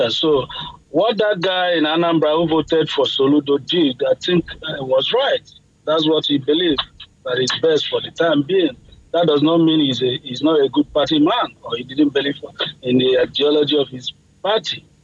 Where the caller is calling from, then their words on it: Florida, United States; I'm calling from Florida, USA.